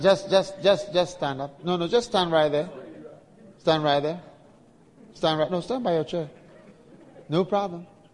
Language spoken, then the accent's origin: English; Ghana; I'm predestined to be in Ghana and from Ghana